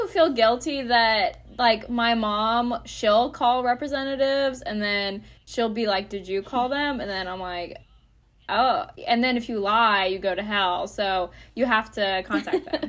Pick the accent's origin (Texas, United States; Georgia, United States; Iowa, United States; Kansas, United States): Georgia, United States; Conyers; I have also voted at, uh, in my hometown in Conyers